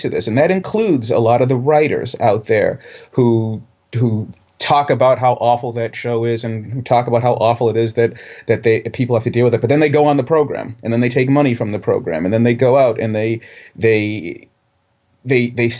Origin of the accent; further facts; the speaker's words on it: Boston, Massachusetts, United States; growing up in Dorchester